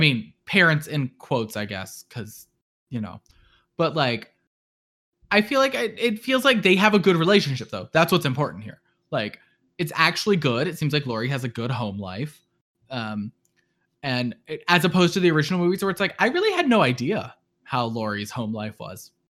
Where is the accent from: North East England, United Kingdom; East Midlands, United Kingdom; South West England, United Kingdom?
East Midlands, United Kingdom; near Chesterfield; my hometown, maybe? Um, which is right next to Chesterfield